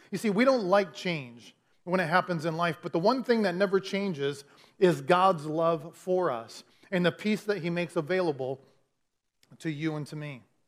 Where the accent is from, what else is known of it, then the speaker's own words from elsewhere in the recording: Clinton, Iowa, United States; moved away as an adult; also born or lived in Dallas, Texas; I grew up in Clinton all my life, okay? Uh, from, from the moment I was born till twenty something when we moved